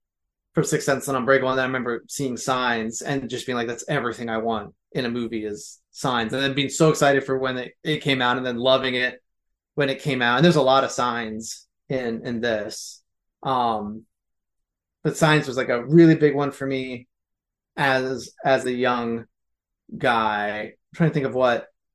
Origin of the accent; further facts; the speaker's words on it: Philadelphia, Pennsylvania, United States; I'm from Philly